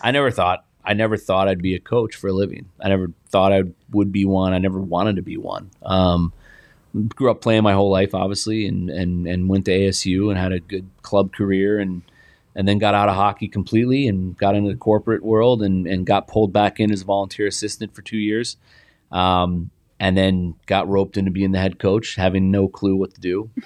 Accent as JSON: {"language": "English", "town": "Indianapolis", "region": "Indiana", "country": "United States", "tie": "born or raised there", "said": "I played on a great team growing up in Indianapolis"}